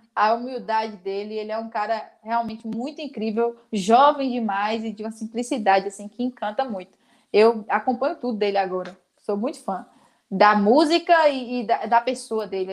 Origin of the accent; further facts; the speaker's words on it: Vitória da Conquista, Bahia, Brazil; Eu sou daqui de Conquista, né? Da zona rural daqui que se chama Limeira, cabeceira do Jiboia, na verdade, mas todo mundo conhece como Limeira, meu país Limeira